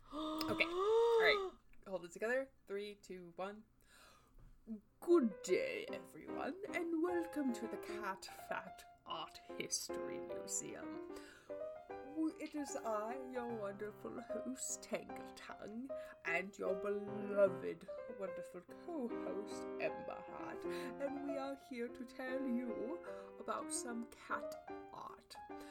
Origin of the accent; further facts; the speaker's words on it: Australia; Also, I'm Australian.